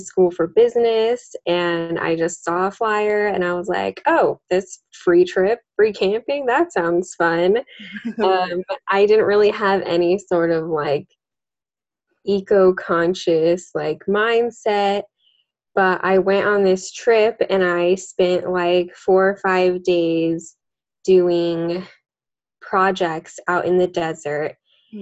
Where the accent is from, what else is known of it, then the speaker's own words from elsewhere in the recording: Las Vegas, Nevada, United States; also born or lived in Henderson, Nevada; I'm born and raised in Las Vegas